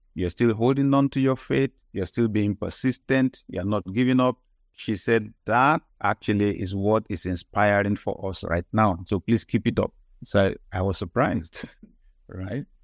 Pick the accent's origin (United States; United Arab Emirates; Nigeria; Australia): Nigeria; I grew up in Nigeria